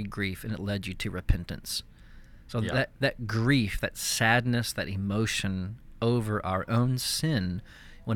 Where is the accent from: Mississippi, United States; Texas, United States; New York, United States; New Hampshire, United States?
Texas, United States; East; I grew up in East Texas